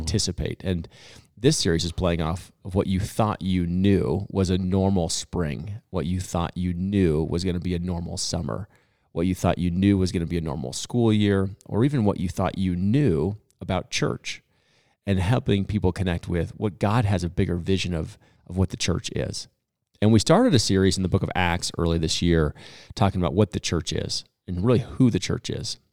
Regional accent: Boulder, Colorado, United States; born or raised there

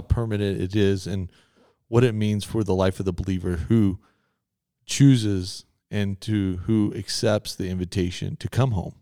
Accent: Texas, United States; I'm from Texas

